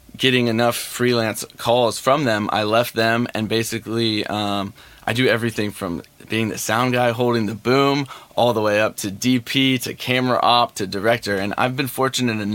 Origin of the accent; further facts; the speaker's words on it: The Woodlands, Texas, United States; moved away as an adult; also born or lived in Austin, Texas; now in Los Angeles, United States; From the Woodlands. It's just north of Houston.